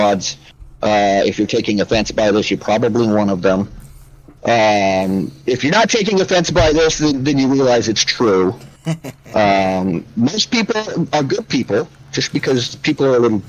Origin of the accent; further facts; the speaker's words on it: Milton-Freewater, Oregon, United States; moved away; that was what I considered to be my hometown